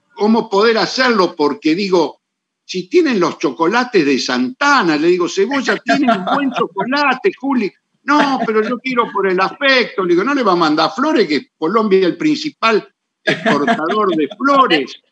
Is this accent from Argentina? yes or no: yes; Argentina